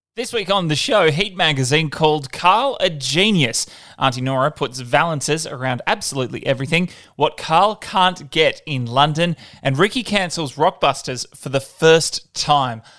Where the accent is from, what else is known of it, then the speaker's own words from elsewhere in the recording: Perth, Western Australia, Australia; I grew up in Perth, so not a lot of snow over there